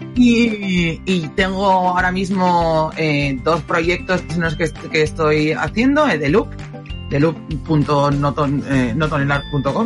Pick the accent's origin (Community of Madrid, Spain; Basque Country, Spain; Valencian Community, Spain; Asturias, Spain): Asturias, Spain; yo soy de Asturias